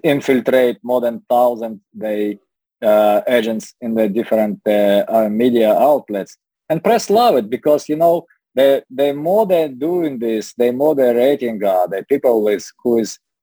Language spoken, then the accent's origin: English; Dnipro, Dnipropetrovsk Oblast, Ukraine; now in United States; Dnepropetrovsk, my hometown.